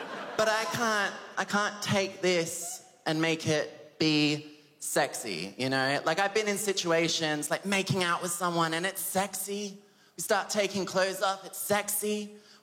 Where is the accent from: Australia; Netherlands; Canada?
Australia; Adelaide, South Australia; I'm 23 years old and I'm from Adelaide.